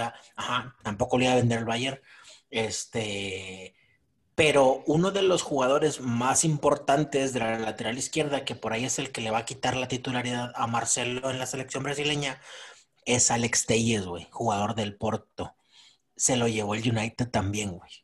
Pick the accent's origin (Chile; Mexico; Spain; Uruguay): Mexico; Monterrey, Nuevo León; nosotros como regios